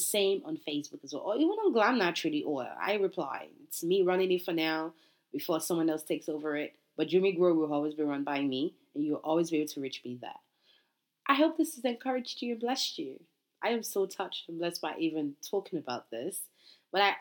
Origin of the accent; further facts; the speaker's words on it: Nigeria; I'm Nigerian